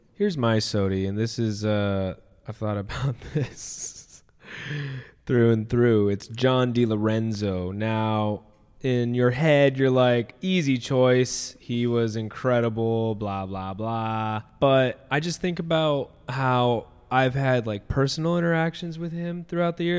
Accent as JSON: {"language": "English", "area": "near Disneyland", "region": "California", "country": "United States", "tie": "born or raised there", "said": "I grew up near Disneyland"}